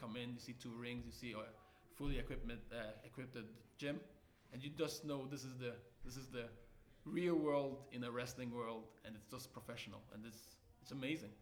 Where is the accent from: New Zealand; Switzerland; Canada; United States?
Switzerland; also born or lived in Nigeria; Born in Nigeria, lived there for 7 years, moved to Switzerland